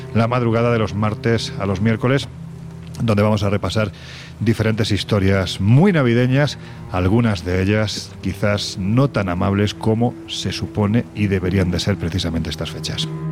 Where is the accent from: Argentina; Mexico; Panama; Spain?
Spain; Jaén, Andalusia; mi tierra, Jaén